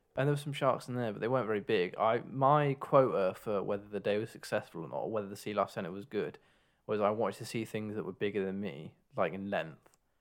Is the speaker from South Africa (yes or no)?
no; England, United Kingdom; we are actually from England. Um, so that's our home nation